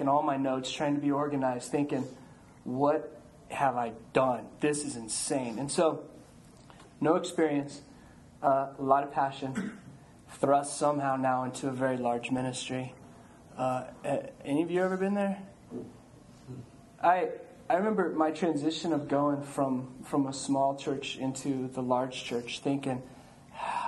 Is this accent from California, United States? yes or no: no; Colorado, United States; moved away as an adult; also born or lived in Houston; I grew up in Colorado